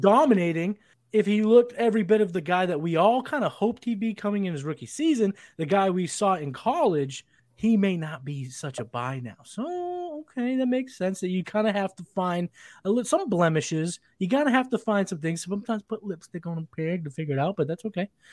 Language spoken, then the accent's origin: English; Massachusetts, United States; I'm from Massachusetts